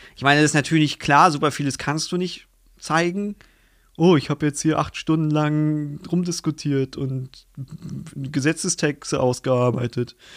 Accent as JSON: {"language": "German", "country": "Germany", "said": "als Deutscher"}